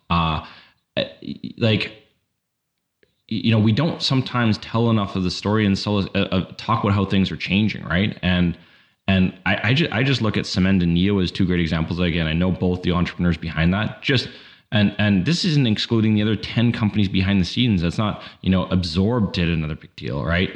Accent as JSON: {"language": "English", "country": "Canada", "said": "as a Canadian"}